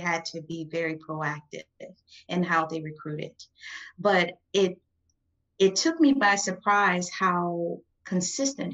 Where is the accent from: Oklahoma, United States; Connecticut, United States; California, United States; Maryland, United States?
Maryland, United States; Oxon Hill; also born or lived in New Orleans, Louisiana; I grew up in Prince George's County, Maryland. I'm from Oxon Hill, Maryland, but I was born in New Orleans